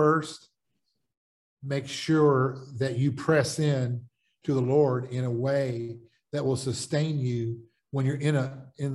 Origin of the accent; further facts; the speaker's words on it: United States; also born or lived in the South / the Midwest; I'm an American and living in most of my life in the South and the Midwest